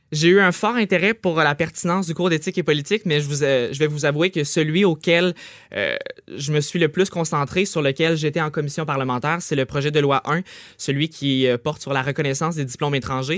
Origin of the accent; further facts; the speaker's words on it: Trois-Rivières, Quebec, Canada; je viens de Trois-Rivières, collège je La Flèche.